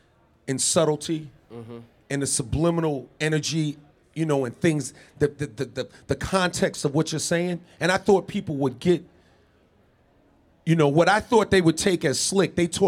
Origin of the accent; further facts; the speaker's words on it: New York City, New York, United States; I'm from Queens, New York, born and raised, right?